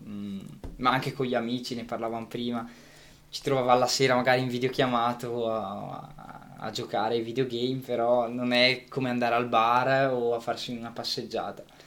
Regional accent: Gussago, Lombardy, Italy; a Gussago nel mio paese

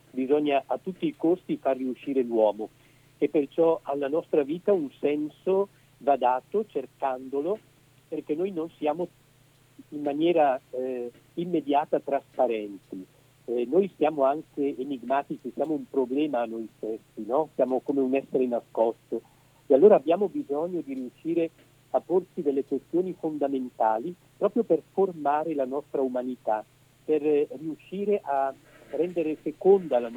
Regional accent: Edolo, Lombardy, Italy; also born or lived in Rome; Sì, io sono bresciano, nato a Edolo nel 1965, poi eh, sono sempre eh, stato più o meno sul territorio bresciano, eh, tranne alcuni anni che ho passato a Roma per gli studi

